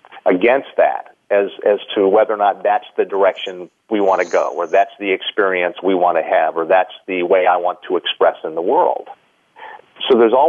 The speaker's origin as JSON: {"language": "English", "country": "United States", "tie": "born or raised there", "said": "I was born in the United States."}